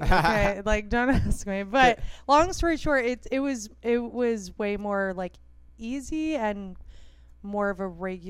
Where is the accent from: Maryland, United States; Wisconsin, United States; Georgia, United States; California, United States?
Maryland, United States; Silver Spring; now in Los Angeles, United States; I'm from where Dave Chappelle's from.